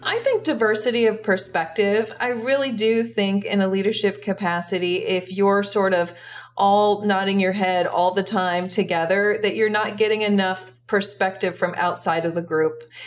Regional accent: United States; also born or lived in Brussels, Belgium; As an American

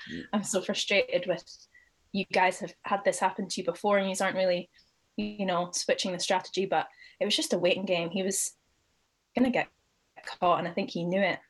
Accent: Aberdeen, Scotland, United Kingdom; now in London, United Kingdom; I am from Aberdeen in Scotland

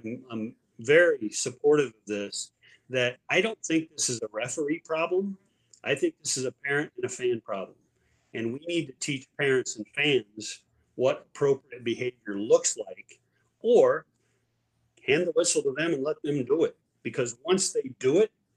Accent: Indiana, United States; I'm from Indiana

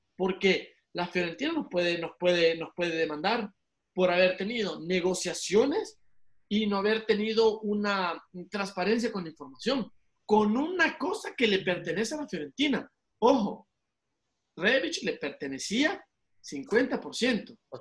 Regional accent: El Salvador; soy salvadoreño

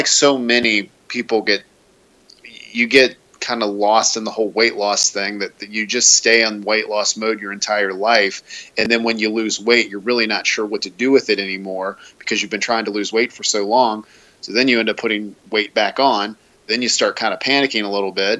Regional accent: greater Cincinnati, Kentucky, United States; I was born and raised in the greater Cincinnati, northern Kentucky area

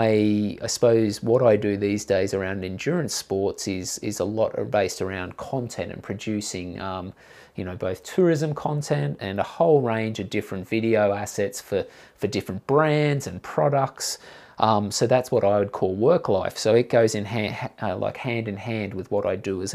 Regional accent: Gold Coast, Queensland, Australia; I grew up on the Gold Coast and I was into surf lifesaving

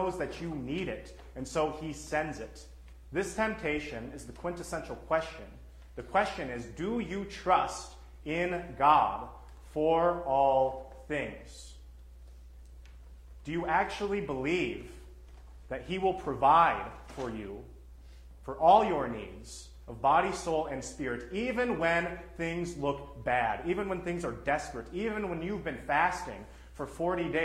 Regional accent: Texas, United States; now in Minnesota, United States; I'm from Texas

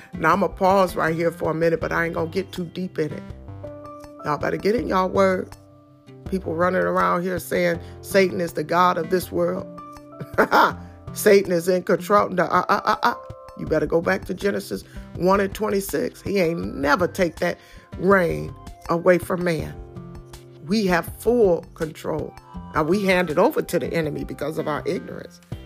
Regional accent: Detroit, Michigan, United States; I come straight from Detroit

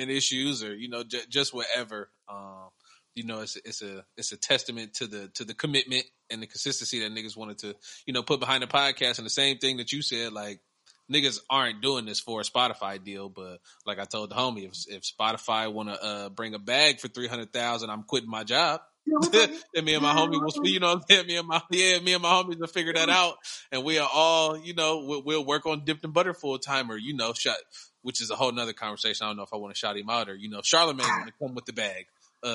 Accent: Columbus, Ohio, United States; now in Arizona, United States; I'm saying what I'm saying from here in Arizona, born and raised in Columbus, Ohio

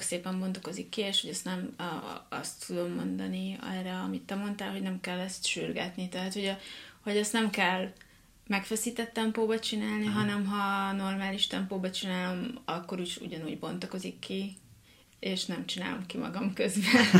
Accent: Hungary; én pont ugyanolyan egyszerű vidéki lány vagyok, mint bárki más. Egy, aki nem pesti

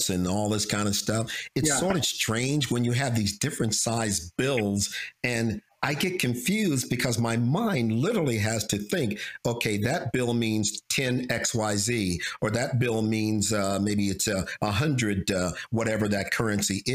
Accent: United States; we Americans

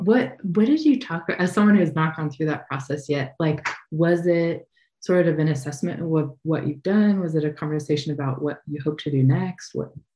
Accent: Idaho, United States; moved away as an adult; I was born and raised here in Idaho, where wildfires are just a part of life

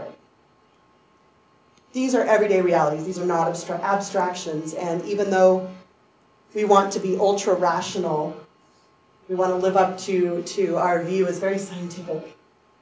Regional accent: United States; as American women

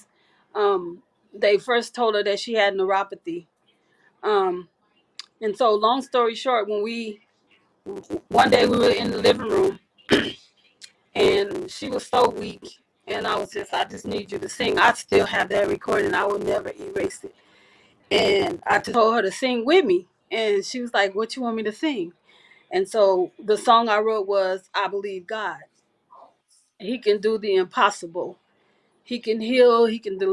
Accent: Las Vegas, Nevada, United States; Our hometown is Las Vegas. I was born and raised here in Las Vegas.

